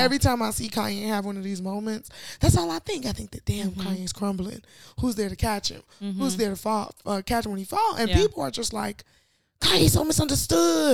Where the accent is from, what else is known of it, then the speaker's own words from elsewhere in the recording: Chicago, Illinois, United States; as a Chicagoan.